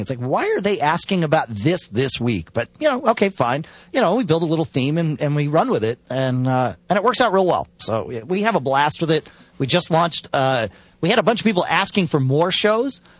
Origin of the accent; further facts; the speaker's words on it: Connecticut, United States; moved away; I grew up in Connecticut